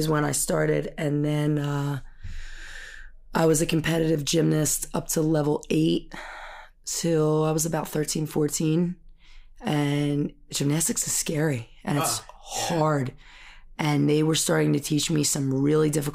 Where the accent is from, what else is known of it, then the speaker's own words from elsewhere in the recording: Holland, Pennsylvania, United States; I grew up in Holland, right in Bucks County